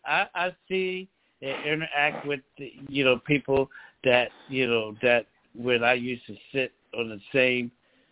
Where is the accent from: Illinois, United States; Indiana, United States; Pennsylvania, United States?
Pennsylvania, United States; Philadelphia; moved away as an adult; now in Lancaster, United States; I'm originally from Philadelphia, Pennsylvania, born and raised in Philadelphia, and Pennsylvania